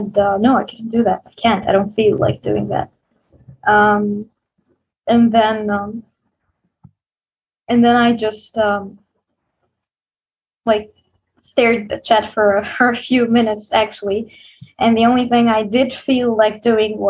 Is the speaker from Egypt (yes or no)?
yes; Egypt; I'm from Egypt.